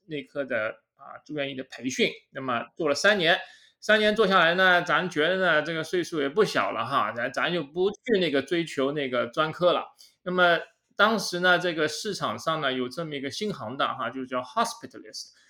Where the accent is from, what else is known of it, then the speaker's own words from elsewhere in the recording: China; moved away as an adult; also born or lived in Zhejiang; now in United States; 我呢是从大陆来的哈，我是浙江大学医学院毕业的